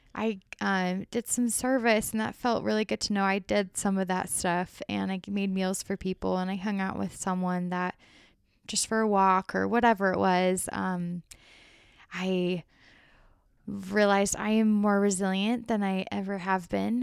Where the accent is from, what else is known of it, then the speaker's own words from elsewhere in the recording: Arizona, United States; I grew up that way in Arizona. I lived in a smaller town in the country in Arizona